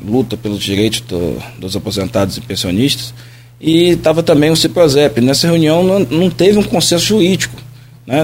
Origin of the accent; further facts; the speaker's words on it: Campos dos Goytacazes, Rio de Janeiro, Brazil; eu sou campista, puxo, puxo no S, né? Sou daqui, sou daqui